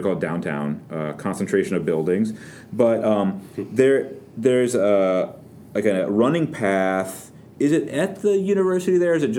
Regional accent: Florida, United States; now in North Carolina, United States; But I'm a snob from Florida

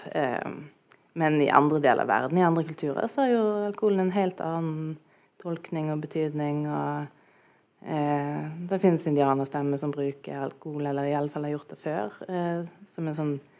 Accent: Stord, Vestland, Norway; Jeg kommer jo fra Storda, som dere kanskje hører

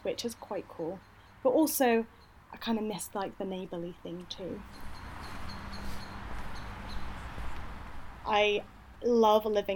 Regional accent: United Kingdom; moved away as an adult; also born or lived in Leeds; now in Glasgow, United Kingdom; I'm from the Midlands

